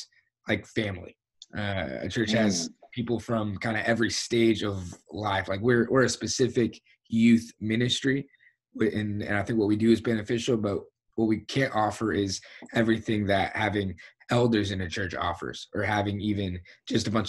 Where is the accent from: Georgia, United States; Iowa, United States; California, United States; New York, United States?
Georgia, United States; Atlanta; now in Tulsa, United States; I'm from Atlanta, Georgia